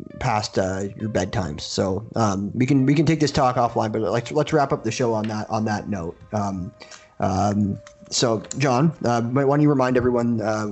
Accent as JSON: {"language": "English", "town": "Toronto", "region": "Ontario", "country": "Canada", "said": "I'm from Toronto"}